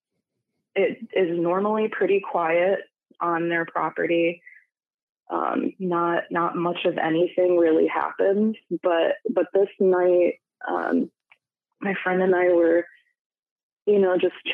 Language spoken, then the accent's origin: English; Michigan, United States; now in Washington, United States; my home state of Michigan